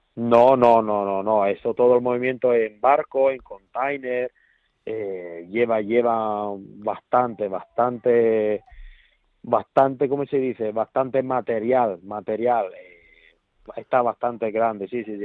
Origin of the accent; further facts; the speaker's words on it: Italy; Spanish is a second language; now in Spain; yo que soy italiano